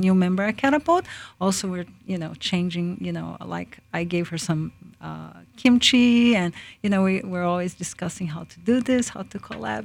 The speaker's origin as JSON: {"language": "English", "country": "Brazil", "tie": "born or raised there", "moved": "yes", "lives_now": "Lakeland, United States", "said": "I was born in Brazil. I am, um, Jap, uh, Japanese descendant."}